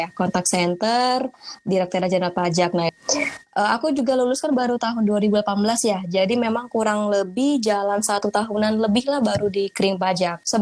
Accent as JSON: {"language": "Indonesian", "region": "Sumatra", "country": "Indonesia", "said": "Aku kan orang Sumatera ya, orang Sumatera. Uh, pengen banget kuliah di Jawa kayak gitu."}